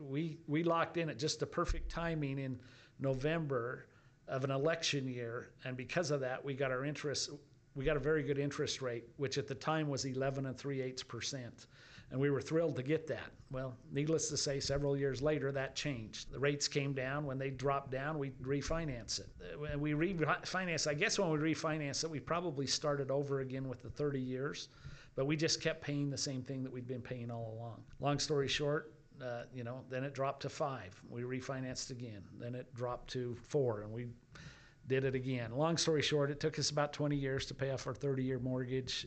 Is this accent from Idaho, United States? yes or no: yes; Idaho, United States; now in Provo, United States; I grew up in Idaho.